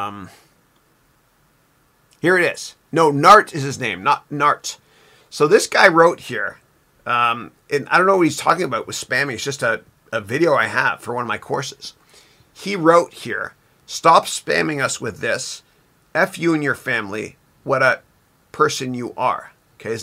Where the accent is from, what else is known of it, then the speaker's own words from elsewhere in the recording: Canada; I'm Canadian.